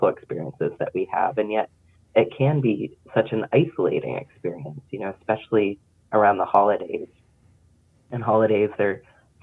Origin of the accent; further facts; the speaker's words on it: Pennsylvania, United States; moved away as an adult; now in North Carolina, United States; I grew up in Pennsylvania, so I grew to become pretty ambivalent about the snow and the frigid temps